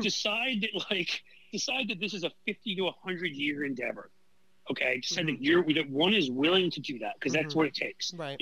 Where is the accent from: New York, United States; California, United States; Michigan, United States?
New York, United States; New York City; moved away; I grew up in New York City, where I'm originally from